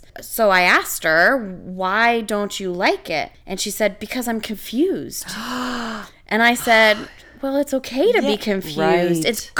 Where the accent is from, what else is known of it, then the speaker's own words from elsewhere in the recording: Canada; moved away as an adult; now in United States; I came from Canada, and in Canada, an 80 and above is an A.